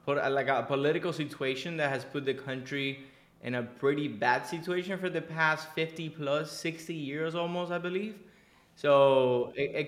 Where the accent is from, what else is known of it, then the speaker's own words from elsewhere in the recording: Cuba; now in Miami, United States; I was born in Cuba. Born and raised in Cuba